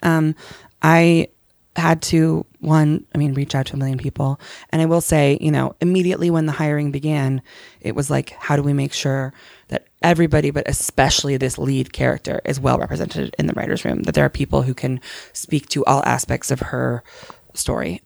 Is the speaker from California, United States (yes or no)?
no; Connecticut, United States; I grew up Muslim in Connecticut